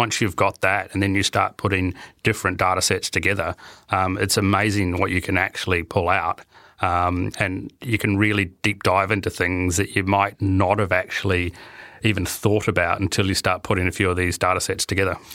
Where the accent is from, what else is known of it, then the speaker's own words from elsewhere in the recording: New Zealand; you know, being a Kiwi, it was quite good to see the. Uh, the um, the Kiwi team in the final, even though we didn't do overly well.